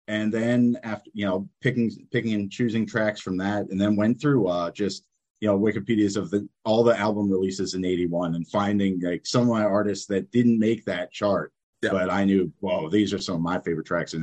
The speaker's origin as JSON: {"language": "English", "region": "New Jersey", "country": "United States", "moved": "yes", "lives_now": "Hanoi, Vietnam", "said": "from New Jersey, currently in Hanoi, Vietnam"}